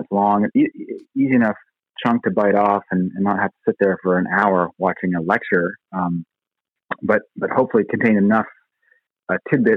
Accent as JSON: {"language": "English", "region": "Ontario", "country": "Canada", "tie": "born or raised there", "also_born_or_lived": "New York City, United States", "moved": "as an adult", "said": "I was born and raised in the Great White North, in Ontario"}